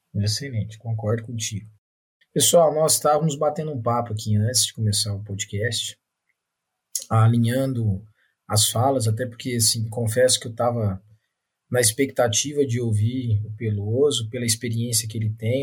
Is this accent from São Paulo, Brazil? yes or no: yes; São Paulo, Brazil; now in Minas Gerais, Brazil; Eu sou paulista minerado